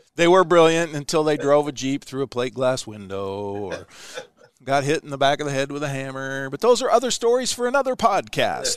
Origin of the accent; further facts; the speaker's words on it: Ashland, United States; my hometown of Ashland where we're broadcasting from today